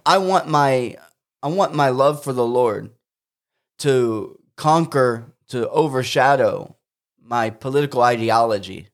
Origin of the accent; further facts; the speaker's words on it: United States; as an American Christian